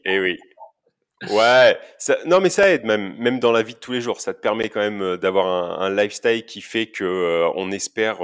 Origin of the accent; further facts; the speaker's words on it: Basque Country, Nouvelle-Aquitaine, France; now in Auvergne-Rhône-Alpes, France; Je suis euh, originaire du Pays Basque